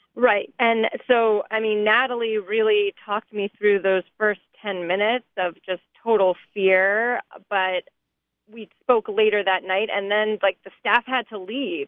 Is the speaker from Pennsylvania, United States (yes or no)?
yes; Allentown, Pennsylvania, United States; growing up in Allentown